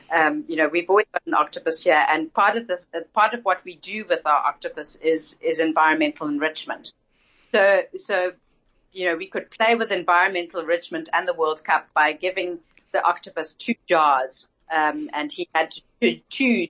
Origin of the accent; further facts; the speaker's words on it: Zimbabwe; now in Cape Town, South Africa; I grew up in Zimbabwe